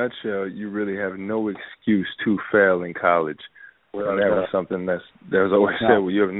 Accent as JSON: {"language": "English", "town": "Boston", "region": "Massachusetts", "country": "United States", "said": "Even though I'm from Boston, you know, you think about Maine, it's like, what is up there?"}